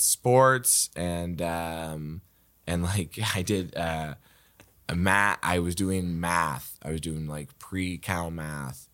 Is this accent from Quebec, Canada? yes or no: no; Waverley, Nova Scotia, Canada; I grew up in Waverly